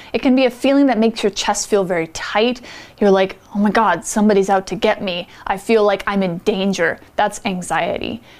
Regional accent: United States; as an American

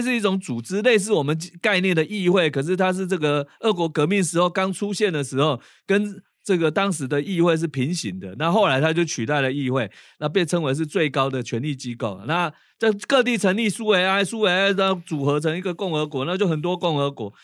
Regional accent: Taiwan; first language Taiwanese Hokkien; Chinese is a second language; 习惯母语是台语的人

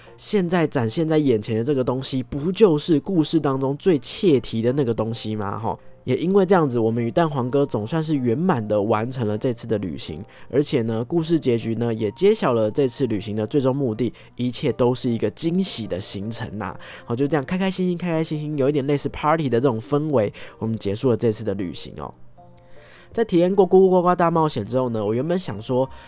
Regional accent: Taipei, Taiwan; 身为土生土长的台北怂吼

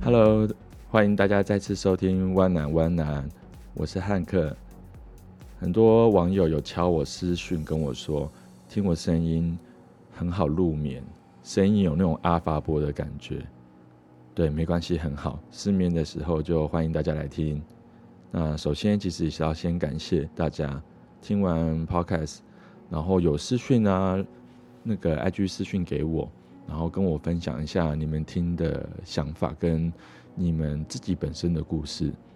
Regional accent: Keelung, Taiwan; 基隆啊，是我长大的地方

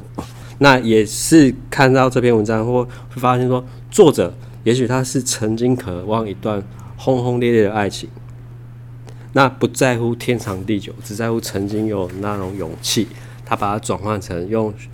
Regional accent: Tainan, Taiwan; 住在台南的土生土长的孩子

